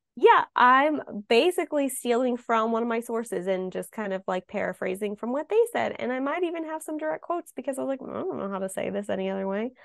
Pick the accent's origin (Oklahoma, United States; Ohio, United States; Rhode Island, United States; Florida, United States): Ohio, United States; growing up in Ohio